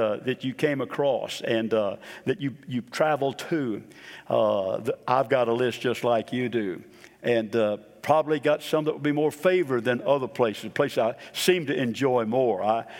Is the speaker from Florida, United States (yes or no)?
yes; Boca Raton, Florida, United States; also born or lived in Chicago / Memphis / New Orleans; I was born in Chicago, moved down to Memphis for about 9 months, then down to New Orleans for about a couple years, and then down to Boca Raton, Florida.